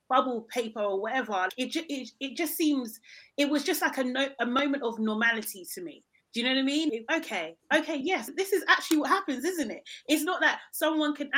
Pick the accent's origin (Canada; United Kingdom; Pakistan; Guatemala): United Kingdom; London; I'm from South London